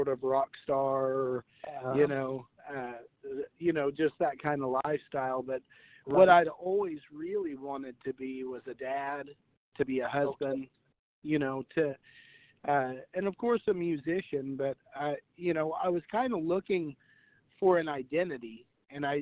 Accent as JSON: {"language": "English", "town": "Crane", "region": "Missouri", "country": "United States", "tie": "born or raised there", "said": "I grew up in Crane in a time where the town was still pretty quiet"}